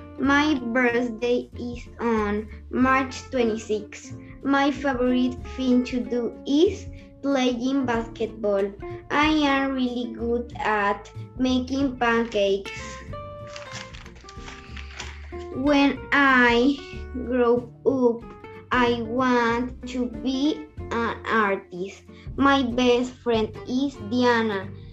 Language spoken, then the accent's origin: English; Venezuela; I am from Venezuela. I am in grade 4. I am 9 years old.